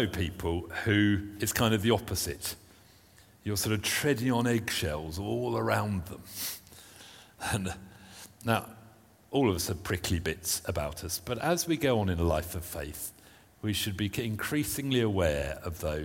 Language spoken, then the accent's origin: English; United Kingdom; being British